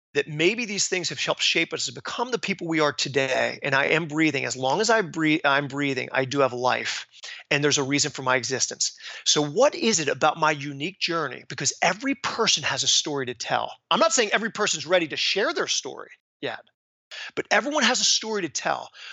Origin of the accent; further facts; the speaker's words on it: Philadelphia, Pennsylvania, United States; I am from Philadelphia